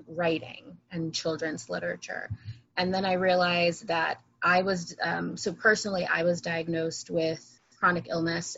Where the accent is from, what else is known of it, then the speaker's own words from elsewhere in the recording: New Jersey, United States; also born or lived in Boston; I'm from New Jersey.